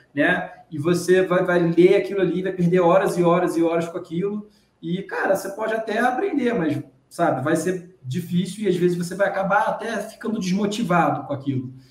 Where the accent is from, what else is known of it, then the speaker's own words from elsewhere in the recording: Rio de Janeiro, Brazil; eu sou do estado do Rio de Janeiro